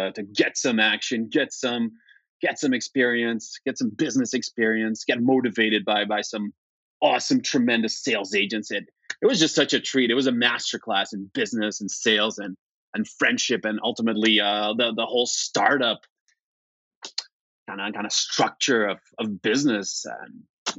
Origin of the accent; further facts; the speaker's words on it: Flemish part of Belgium, Flanders, Belgium; also born or lived in Warsaw, Poland; now in Vancouver, Canada; My parents moved when I was just a little baby to greener pastures, and spend my formative years in Belgium, the Flemish part of Belgium